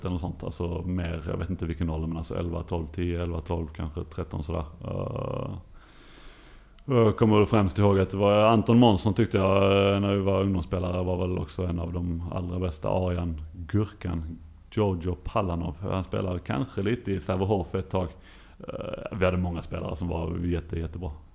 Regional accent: Lund, Skåne, Sweden; moved away as an adult; also born or lived in Ystad; jag är ju eh, uppvuxen i Lund och eh, på Klostergården där mina föräldrar

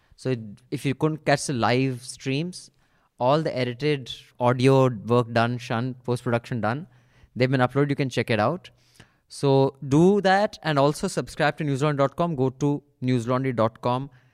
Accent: Dehradun, Uttarakhand, India; my hometown is Dehradun

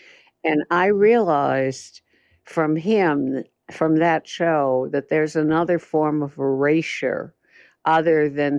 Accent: West Coast, United States; I was so out of step as an artist. I came from the West Coast, you know, but whatever.

